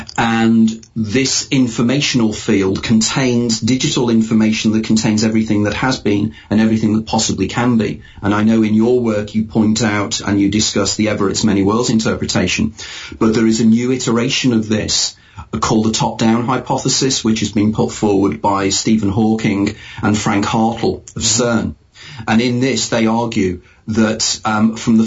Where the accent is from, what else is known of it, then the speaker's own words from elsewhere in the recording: United Kingdom; as a Brit living in an island